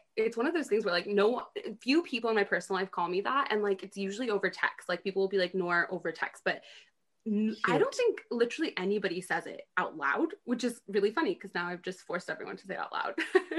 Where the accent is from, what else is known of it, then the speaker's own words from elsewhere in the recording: Dallas, Texas, United States; moved away as an adult; also born or lived in Atlanta, Georgia / United Kingdom; Born and raised in Dallas, and then lived in Atlanta